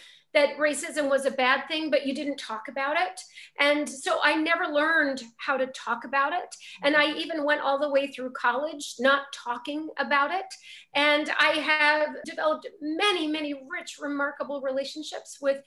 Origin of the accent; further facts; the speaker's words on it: Montana, United States; I grew up in Montana in a very wonderbred community.